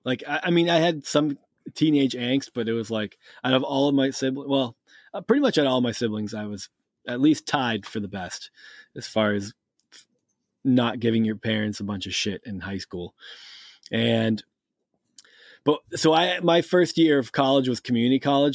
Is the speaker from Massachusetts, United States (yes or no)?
yes; Massachusetts, United States; also born or lived in Cape Cod, Massachusetts; I grew up in New England. I'm from Massachusetts, and by from Massachusetts, I mean I still live in Massachusetts